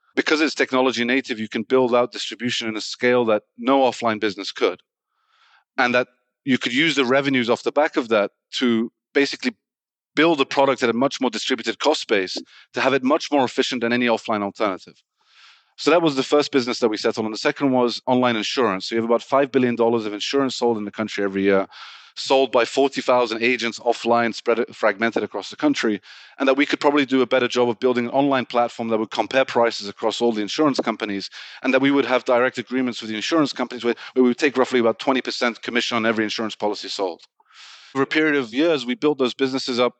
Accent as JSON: {"language": "English", "region": "England", "country": "United Kingdom", "tie": "born or raised there", "said": "Born in the U K, but originally Iranian"}